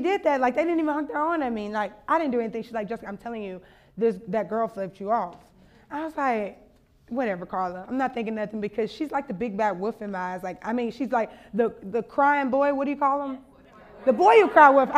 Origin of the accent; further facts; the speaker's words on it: Louisiana, United States; I'm from Louisiana